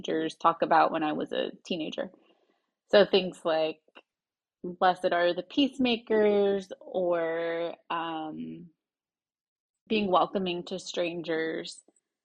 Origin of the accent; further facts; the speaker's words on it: the Bible Belt, United States; I grew up in the Bible Belt, which was really interesting